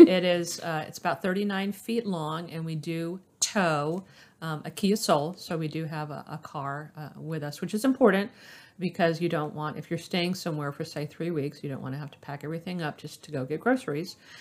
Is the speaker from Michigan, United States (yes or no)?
no; Orlando, Florida, United States; I was born in Orlando, Florida, and I've been in that area uh, my entire life